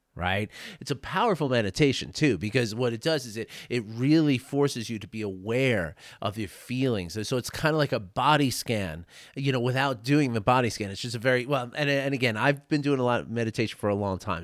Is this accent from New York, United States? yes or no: yes; New York City, New York, United States; my age when I grew up in New York City